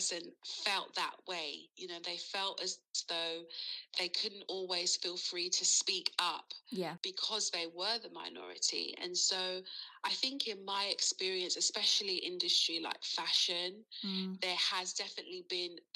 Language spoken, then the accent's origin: English; London, United Kingdom; growing up in London, it is very diverse.